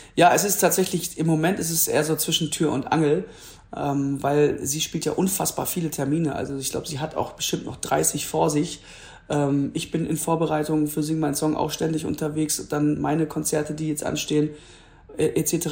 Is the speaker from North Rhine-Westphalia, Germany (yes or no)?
yes; Duisburg, North Rhine-Westphalia, Germany; now in Hamburg, Germany; da wo ich herkomme, wo ich auch gewachsen bin, den Duisburger Zoo